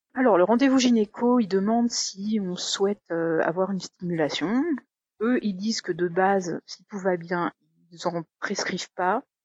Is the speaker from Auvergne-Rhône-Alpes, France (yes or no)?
yes; Haute-Savoie, Auvergne-Rhône-Alpes, France; moved away as an adult; also born or lived in Paris; je suis originaire de Haute-Savoie, mais j'ai fait mes études à Paris et ensuite j'ai trouvé un job à Paris